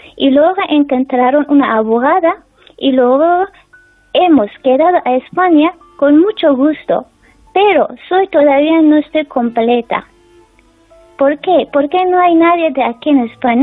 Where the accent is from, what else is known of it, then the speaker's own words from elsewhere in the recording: Afghanistan; Spanish is a second language; now in Spain; que están mi familia en mi país